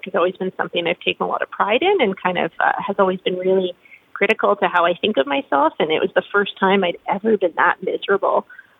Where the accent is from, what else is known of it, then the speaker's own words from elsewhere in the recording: Quebec, Canada; So I'm an import to the prairies. I grew up in Eastern Canada. I spent most of my childhood in Quebec, French-speaking part of Canada, has fantastic food around every corner.